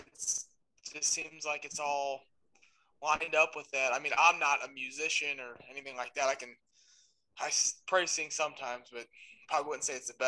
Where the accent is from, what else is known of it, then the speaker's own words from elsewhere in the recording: just south of St. Louis, Missouri, United States; I'm from St. Louis, just south of St. Louis, Missouri